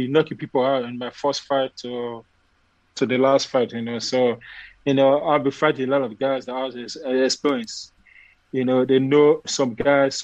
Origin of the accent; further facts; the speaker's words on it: Nigeria; now in Texas, United States; when I came from Nigeria to America, I first land to Texas